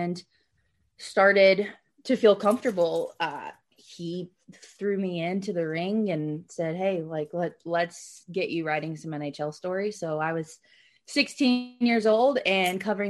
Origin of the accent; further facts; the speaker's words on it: Nashville, Tennessee, United States; I was raised in Nashville and grew up in a hockey family